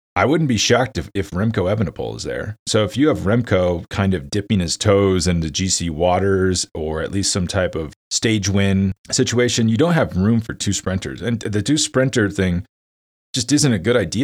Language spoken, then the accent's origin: English; United States; I'm an American, obviously, you can tell by my voice.